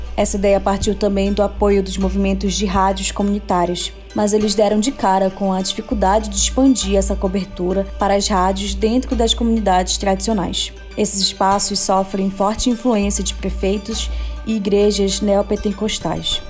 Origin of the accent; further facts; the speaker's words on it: Manaus, Amazonas, Brazil; Eu, que sou aqui de Manaus